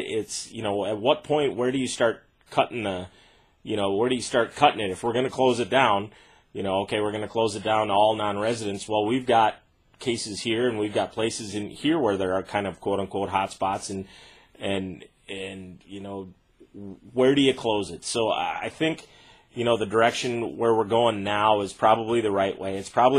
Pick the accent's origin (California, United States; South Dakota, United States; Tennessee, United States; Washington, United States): South Dakota, United States; Sisseton; my hometown of Sisseton